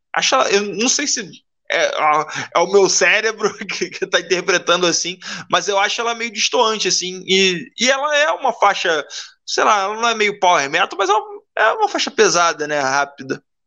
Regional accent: Rio de Janeiro, Brazil; sou carioca

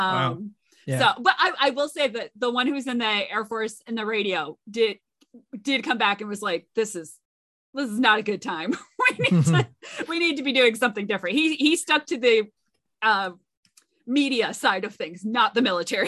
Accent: Connecticut, United States; I'm from Connecticut, so I am aware that the Coast Guard exists

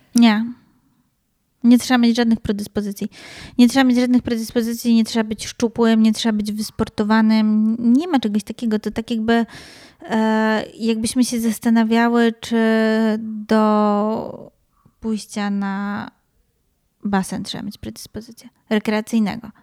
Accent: Wrocław, Lower Silesian Voivodeship, Poland; my we wrocławskich blokowiskach

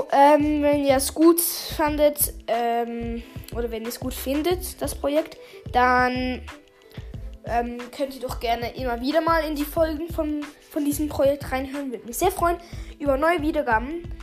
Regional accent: Switzerland; accent: Swiss; Ja, sorry, ich habe ein bisschen einen Schweizer Akzent.

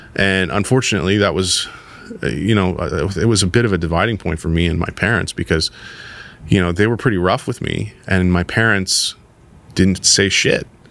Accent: Toronto, Ontario, Canada; skateboarding was a big part of my life growing up in the West End in Toronto

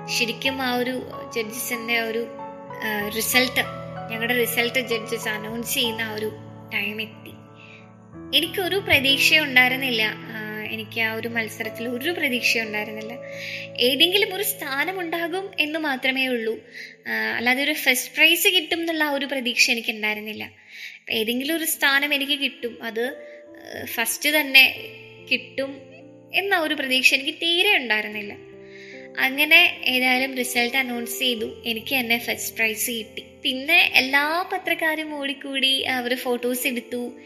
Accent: Pothencode, Kerala, India; തിരുവനന്തപുരം പോത്തൻകോടാണ് എൻ്റെ സ്വദേശം

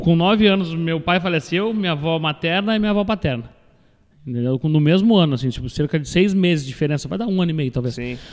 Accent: Pelotas, Rio Grande do Sul, Brazil; nasci em Pelotas, cresci aqui, me desenvolvi

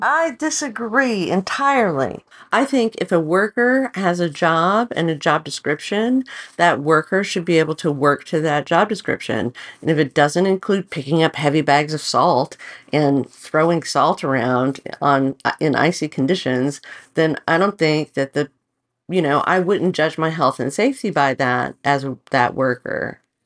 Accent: the South, United States; now in Portland, United States; grew up in the South

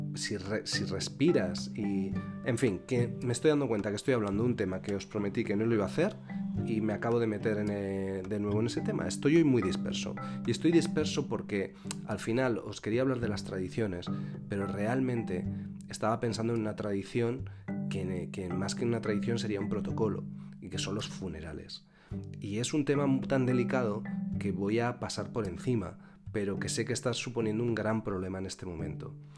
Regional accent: Albelda, Spain; moved away; yo bailaba como danzador, que era en mi pueblo, eh, y que es la J de mi pueblo y las Jotas tradicionales de Albelda

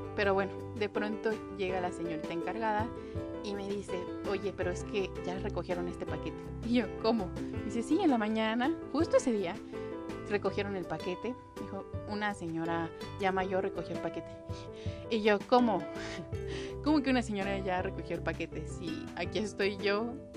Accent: Mexico City, Mexico; soy de Ciudad de México

